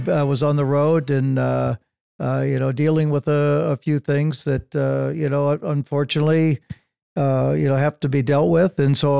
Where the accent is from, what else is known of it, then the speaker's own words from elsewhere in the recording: Illinois, United States; also born or lived in California; now in Santa Barbara, United States; Growing up in Illinois, when we had snow like